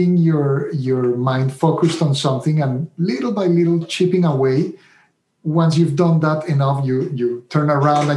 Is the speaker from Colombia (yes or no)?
yes; Colombia; first language Spanish; English is a second language; moved away as an adult; also born or lived in Italy; now in Rhode Island, United States; I'm originally from Colombia, as you might be able to tell from my accent. I went to medical school there in Colombia